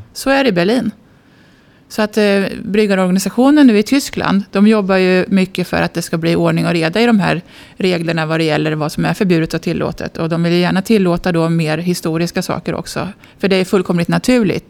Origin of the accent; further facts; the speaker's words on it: Askersund, Örebro County, Sweden; jag är född och uppvuxen i Askersund, Södernärke, vid Vättern